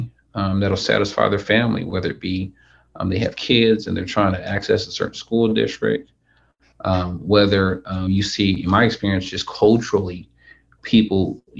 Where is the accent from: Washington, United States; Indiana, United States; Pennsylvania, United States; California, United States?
California, United States; Sacramento; I originally from Sacramento